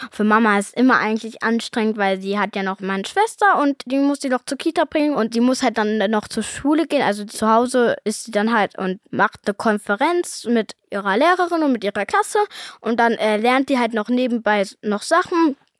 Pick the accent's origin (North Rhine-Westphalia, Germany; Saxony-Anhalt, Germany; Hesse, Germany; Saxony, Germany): North Rhine-Westphalia, Germany; Cologne; weil ich ja hier in Köln lebe, seit ich geboren bin